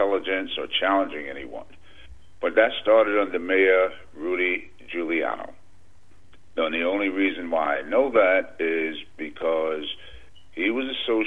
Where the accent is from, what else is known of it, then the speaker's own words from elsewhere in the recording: New York, United States; I'm from New York